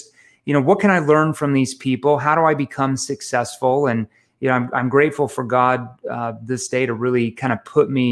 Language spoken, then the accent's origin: English; Osceola, Missouri, United States; moved away as an adult; also born or lived in Fayetteville, Arkansas; my parents moved me to the big metropolitan area of a town called Osceola, Missouri, and that has a population of 755 people. So that's where I grew up.